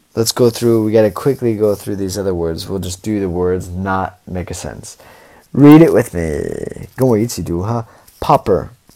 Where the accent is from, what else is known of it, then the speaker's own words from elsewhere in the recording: Portland, Oregon, United States; now in China; I'm from Oregon. So I'm from Portland, Oregon